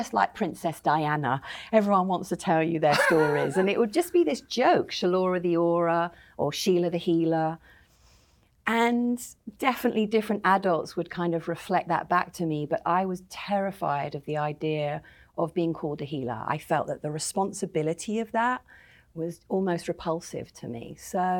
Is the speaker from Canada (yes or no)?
no; London, United Kingdom; I grew up in the North London Jewish suburbs